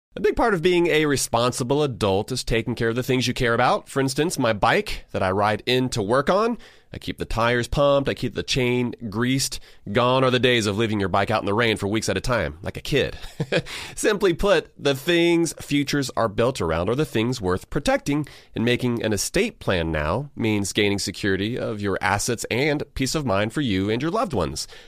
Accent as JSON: {"language": "English", "region": "Georgia", "country": "United States", "tie": "born or raised there", "said": "born and raised in Georgia"}